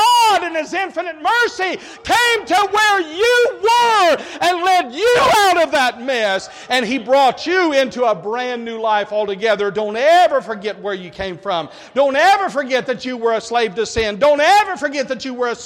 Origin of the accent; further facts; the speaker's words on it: United States; I'm an American